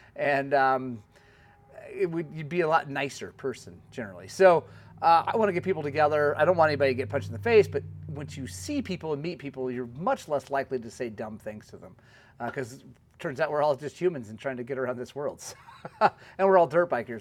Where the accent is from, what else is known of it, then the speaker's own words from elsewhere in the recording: Oklahoma, United States; coming in from Oklahoma, my home state